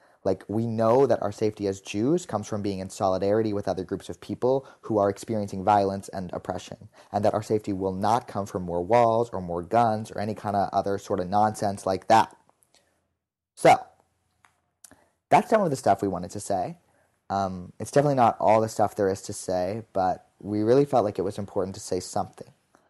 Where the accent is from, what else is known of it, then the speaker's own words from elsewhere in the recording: Pittsburgh, Pennsylvania, United States; moved away; We are literally a leftist Jewish podcast, and I grew up in Pittsburgh.